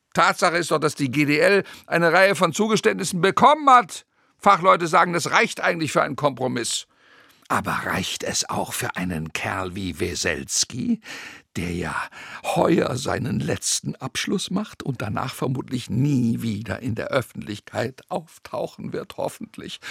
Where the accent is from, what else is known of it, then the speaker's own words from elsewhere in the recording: Rhenish Hesse, Rhineland-Palatinate, Germany; Viele Bauern bei uns in Rheinhessen